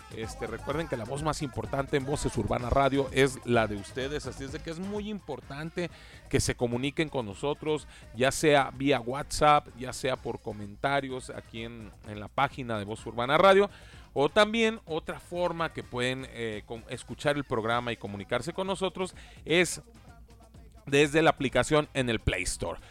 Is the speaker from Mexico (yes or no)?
yes; Mexico; cómo somos los, los, mexicanos y cómo tenemos nuestras casas aquí en México